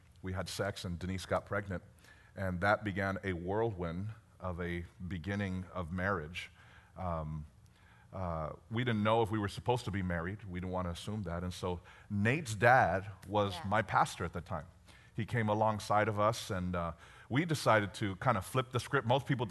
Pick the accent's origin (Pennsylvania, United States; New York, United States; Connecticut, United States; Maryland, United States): New York, United States; Bronx; born there; moved away; So I was born in the Bronx, New York.